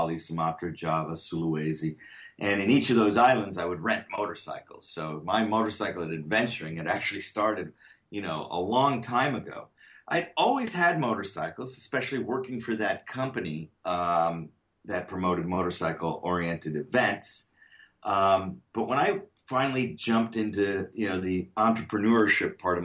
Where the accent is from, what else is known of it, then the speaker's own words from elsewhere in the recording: Connecticut, United States; moved away as an adult; also born or lived in Syracuse, New York; now in California, United States; I grew up in Connecticut